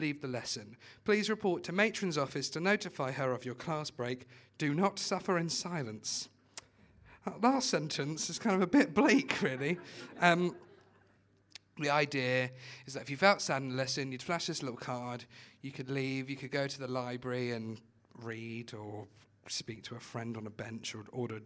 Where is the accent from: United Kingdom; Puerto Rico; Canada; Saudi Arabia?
United Kingdom; Watford, East of England; I'm from Watford